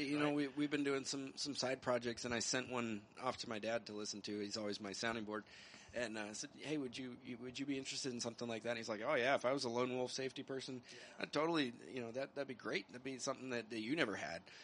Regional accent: New Mexico, United States; I'm, I'm from New Mexico

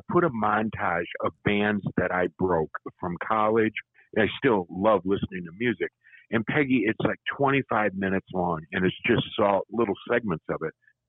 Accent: Michigan, United States; moved away; also born or lived in Chicago; I grew up in Michigan, so I was always a Tiger fan

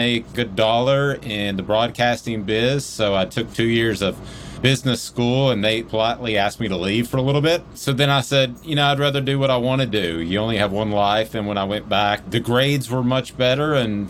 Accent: Powell, Tennessee, United States; Well, I was born and raised in Powell, so I got my PhD, my Powell High diploma there at Powell High School. So that's where I'm from.

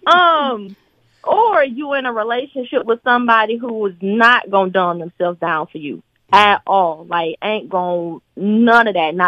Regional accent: Atlanta, Georgia, United States; accent: country

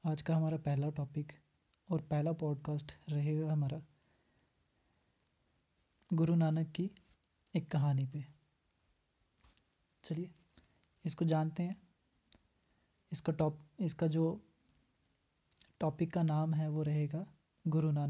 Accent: Jammu and Kashmir, India; और मैं जम्मू कश्मीर से हूं तो ग्रेजुएशन कंप्लीट किया है अभी बीएड कर रहा हूं

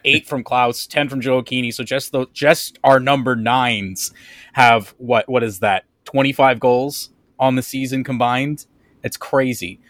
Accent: St. Louis, Missouri, United States; also born or lived in Kansas City; in true St. Louis kid style, I grew up playing soccer all through grade school because that's just the sport that every kid plays growing up in St. Louis.

